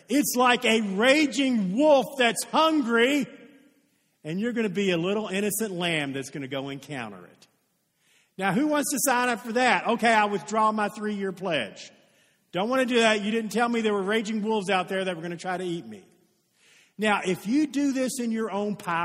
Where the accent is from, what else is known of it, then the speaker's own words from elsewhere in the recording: Oldham County, Kentucky, United States; I live in Odom County. I was raised in Odom County